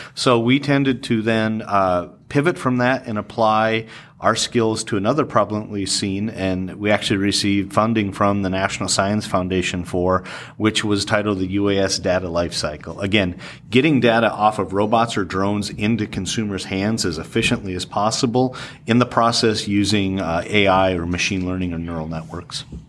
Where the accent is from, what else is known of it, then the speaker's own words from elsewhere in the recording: the Dakotas, United States; born and raised in the Dakotas.